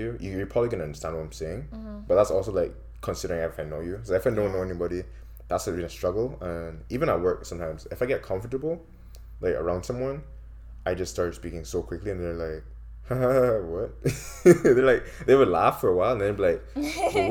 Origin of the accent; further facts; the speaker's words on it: Barbados; moved away as an adult; now in Canada; my accent is one that, in Barbados, like where I went out, at least in my household, people speak quickly